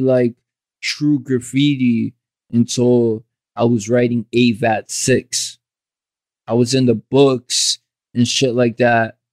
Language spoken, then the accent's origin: English; Jersey City, New Jersey, United States; also born or lived in Bayonne; I grew up in Jersey City and I ain't leave Jersey City for a long time